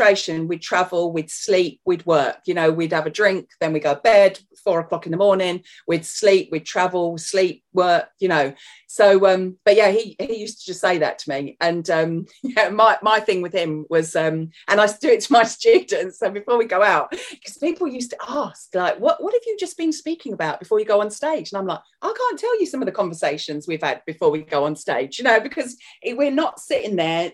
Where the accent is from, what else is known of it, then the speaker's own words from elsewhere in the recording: London, United Kingdom; obviously you can hear my accent. I am from North London, so that's where I was born, so I am a southern girl